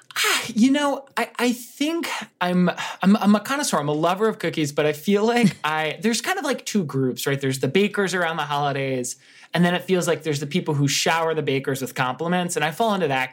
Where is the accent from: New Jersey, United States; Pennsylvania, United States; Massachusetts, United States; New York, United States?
New Jersey, United States; growing up in New Jersey, everybody would go to these Italian bakeries near me